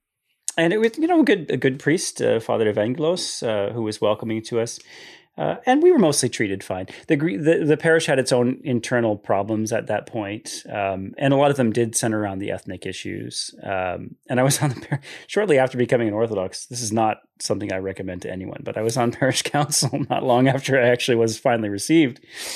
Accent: Michigan, United States; I grew up in Southeast Michigan, and this is not an exaggeration. It's not a Sarah Palin joke. You can literally see Canada. You can see Windsor from the house I grew up in through the window in the attic.

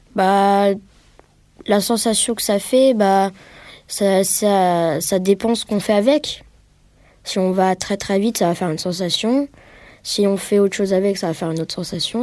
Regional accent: Bois-Colombes, Île-de-France, France; je viens de Bois-Colombes, c'est près de Paris

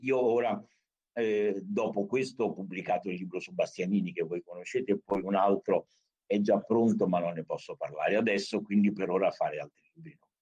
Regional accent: Rome, Lazio, Italy; io sono nato a Roma amo molto Roma

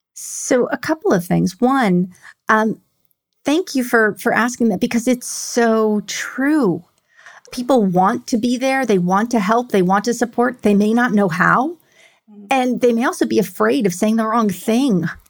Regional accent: New York City, New York, United States; moved away as an adult; now in Houston, United States; I grew up in New York

